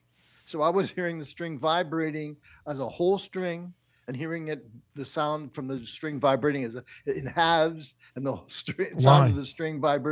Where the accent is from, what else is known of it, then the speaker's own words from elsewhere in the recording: Pittsburgh, Pennsylvania, United States; now in Chicago, United States; I grew up in Pittsburgh